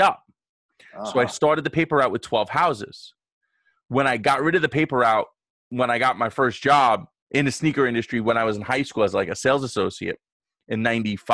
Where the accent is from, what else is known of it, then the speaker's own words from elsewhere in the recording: New York City, New York, United States; I grew up in Brooklyn